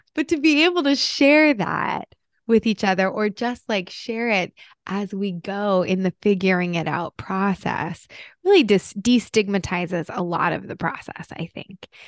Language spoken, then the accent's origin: English; New Jersey, United States; moved away; I'm from Jersey originally